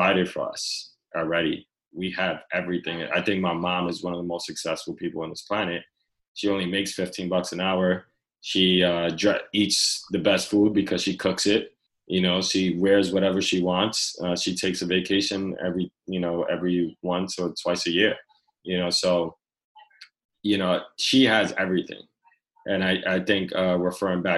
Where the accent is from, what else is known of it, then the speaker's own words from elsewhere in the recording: New York City, New York, United States; I grew up in the Lower East Side